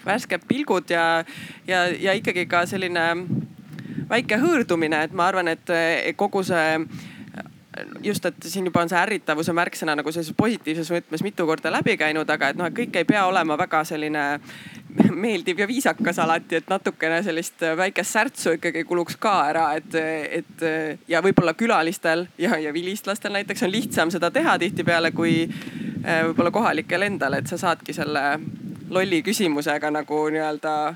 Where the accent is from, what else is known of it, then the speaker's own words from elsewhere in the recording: Haapsalu, Lääne County, Estonia; mina ise olen Haapsalust